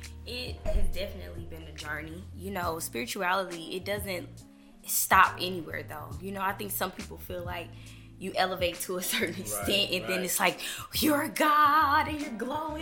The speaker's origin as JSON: {"language": "English", "town": "Tulsa", "region": "Oklahoma", "country": "United States", "tie": "born or raised there", "said": "I grew up in Tulsa too."}